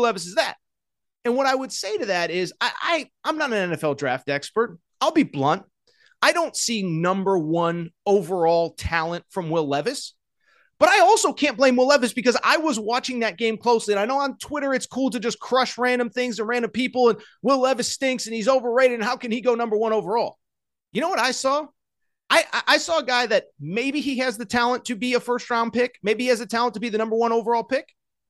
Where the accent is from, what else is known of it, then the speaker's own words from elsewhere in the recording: Youngstown, Ohio, United States; build a team in the makeup of kind of who I am and where I'm from. I'm from Youngstown, Ohio, all that stuff.